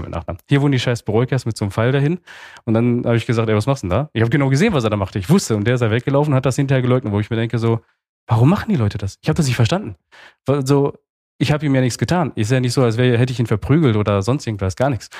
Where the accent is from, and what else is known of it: Altena, North Rhine-Westphalia, Germany; born or raised there; also born or lived in Romania